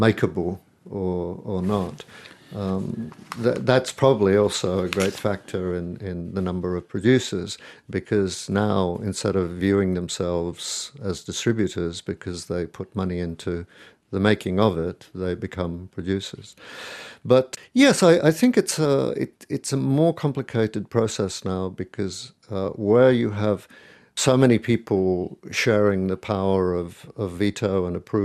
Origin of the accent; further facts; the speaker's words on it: Spain; moved away; the people I grew up with are in Spain